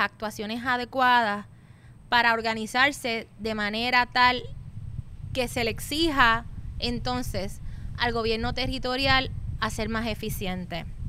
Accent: Puerto Rico; nosotros nos tenemos como puertorriqueños y puertorriqueñas

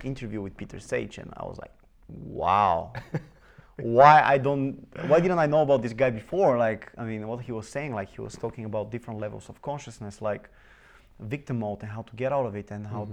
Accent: Bulgaria; I was born in Bulgaria, mm-hmm. in a very small city, and uh, I grew up there.

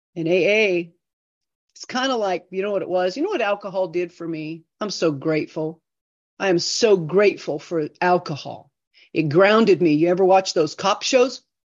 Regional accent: United States; also born or lived in Idaho; I grew up in Iowa.

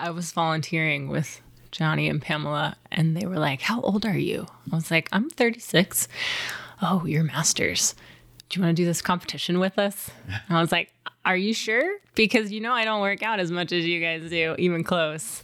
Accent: Wimberley, Texas, United States; I grew up outside of Austin, Texas, in a tiny little town called Wimberley

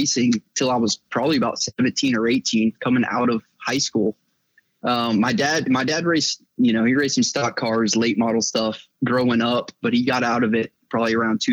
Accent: Georgia, United States; I'm from Georgia

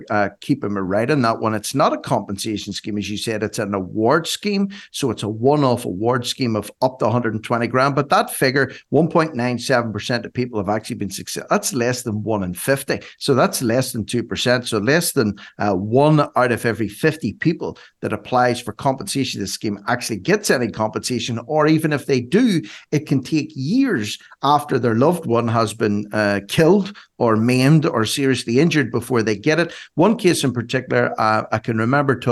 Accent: Ireland; I'm an Irishman

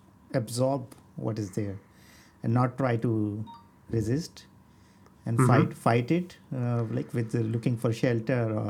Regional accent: Delhi, India; I grew up in Delhi, which is a very hot place to live in.

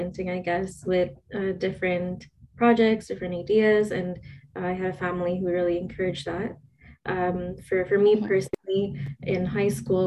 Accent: Montreal, Quebec, Canada; I'm born in Montreal, Quebec, Sri Lankan Tamil. Obviously, I was born here in Canada, but my parents are from Sri Lanka

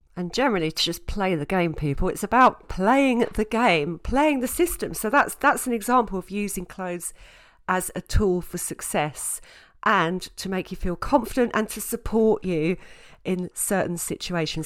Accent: Southend-on-Sea, East of England, United Kingdom; also born or lived in Scotland; now in London, United Kingdom; I grew up in Essex, in South End in Essex.

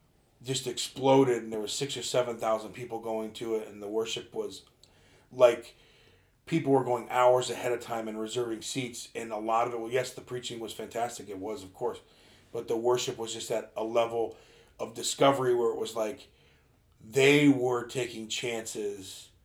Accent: Georgia, United States; no, I'm just from Georgia, but, like, our church worship's like this, and we get going.

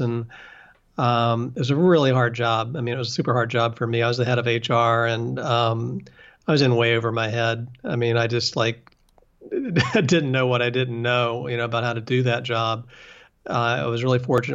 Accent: West Virginia, United States; moved away; I'm from West Virginia, and I went back to West Virginia

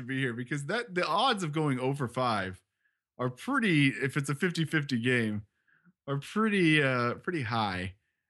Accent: Kansas, United States; We're from Kansas.

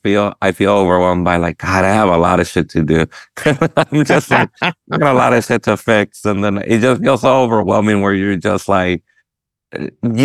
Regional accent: United States; I'm Mexican American and my parents are immigrants

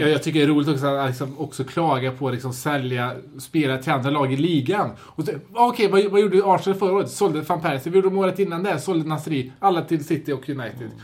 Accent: Sweden; som svensk

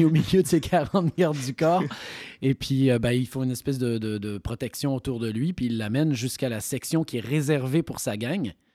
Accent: Granby, Quebec, Canada; born or raised there; moved away as an adult; also born or lived in Valleyfield, Quebec; now in France

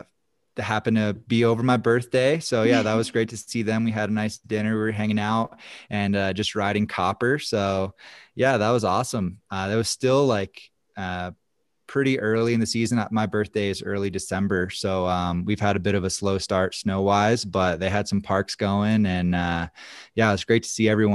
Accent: East Coast, United States; growing up on the East Coast, my local hill, Apsky Mountain, was kind of like a big skate park.

